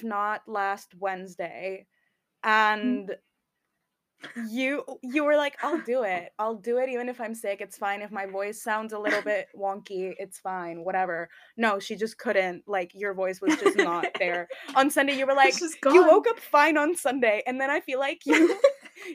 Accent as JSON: {"language": "English", "country": "Spain", "moved": "as an adult", "lives_now": "United Kingdom", "said": "I'm from Spain."}